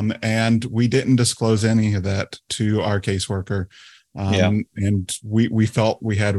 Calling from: South Carolina, United States; So we live in the state of South Carolina in the United States.

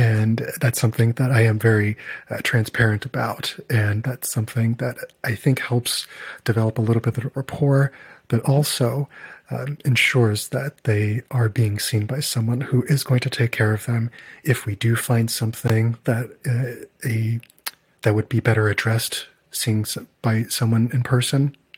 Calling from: Chicago, Illinois, United States; English is a second language; I'm calling from Chicago

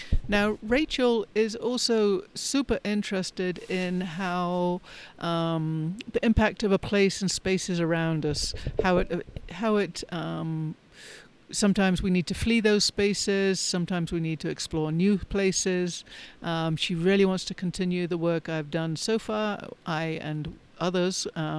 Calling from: Colorado, United States; Today I am recording from Southern Colorado near Pagosa Springs.

